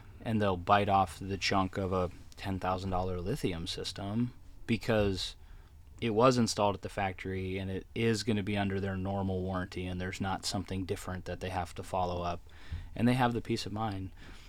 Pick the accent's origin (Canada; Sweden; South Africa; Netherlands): Canada; Ontario; I am not. I grew up in Southern Ontario, up in Canada. Was from that area.